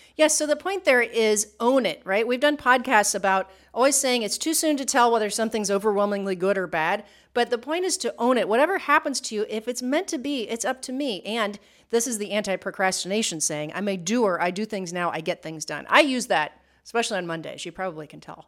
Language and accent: English; Midwest, United States; moved away as an adult; now in Puerto Rico; we grew up in the Midwest